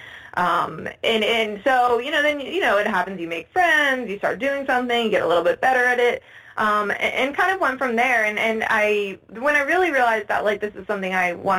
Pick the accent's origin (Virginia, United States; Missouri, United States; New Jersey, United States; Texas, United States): New Jersey, United States; moved away as an adult; also born or lived in Ann Arbor, Michigan; I'm from New Jersey